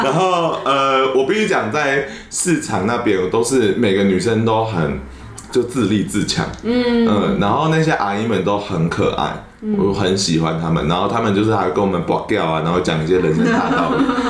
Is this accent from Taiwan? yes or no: yes; Banqiao, New Taipei, Taiwan; also born or lived in Zhongli; 对，其实中坜对我成长有非常多的冲击，是因为你看我在板桥就是那么那么多台语的环境，嗯，然后我就被迫丢到一个是客家人长大的环境